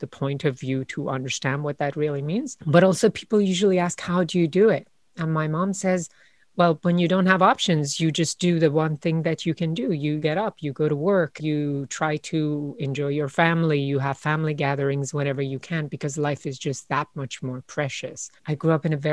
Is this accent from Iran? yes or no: yes; Iran; now in United States; I was born in Iran a year before the Iranian Revolution.